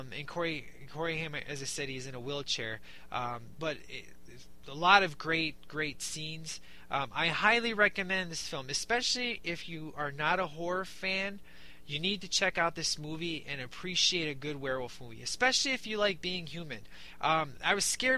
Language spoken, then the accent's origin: English; Chicago, Illinois, United States; I'm from Chicago